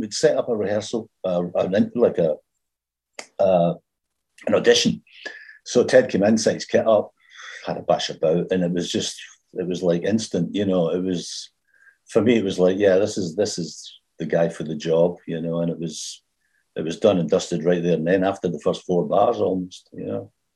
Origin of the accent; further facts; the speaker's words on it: Glasgow, Scotland, United Kingdom; also born or lived in England; now in Glasgow, United Kingdom; when I moved back from England to Scotland, back to Glasgow.